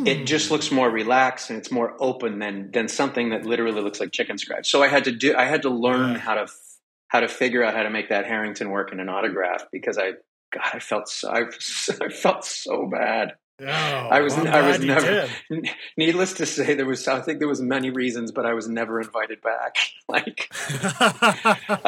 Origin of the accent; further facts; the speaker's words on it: near Toronto, Ontario, Canada; moved away as an adult; now in Los Angeles, United States; I was born in Canada near Toronto, about an hour west of there in a little town. Well, not a little town, but it was a steel town